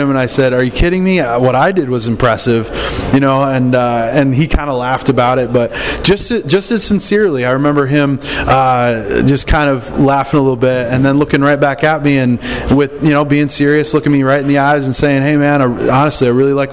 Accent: Michigan, United States; I grew up in Michigan, and of course, hockey was really big there

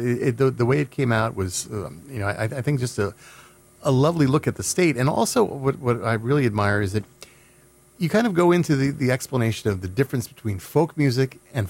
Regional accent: Bergen County, New Jersey, United States; I grew up in Bergen County.

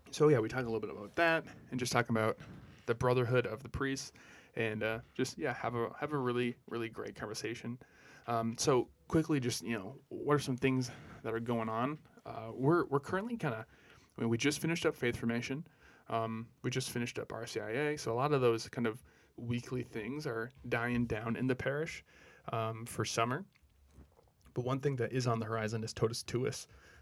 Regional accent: Brainerd, Minnesota, United States; Yeah, so growing up in Brainerd, you know, it's known now as like a good kind of Catholic town.

